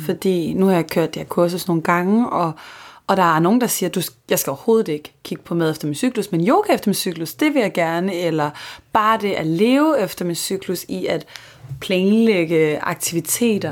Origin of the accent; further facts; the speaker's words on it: Copenhagen, Capital Region of Denmark, Denmark; jeg er københavner